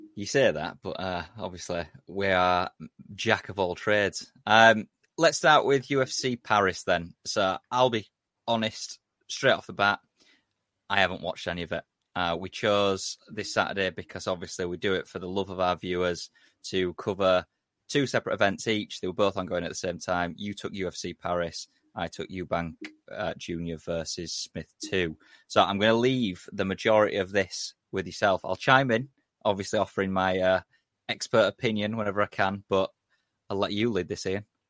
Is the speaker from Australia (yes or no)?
no; England, United Kingdom; we're, we're British fans or English fans.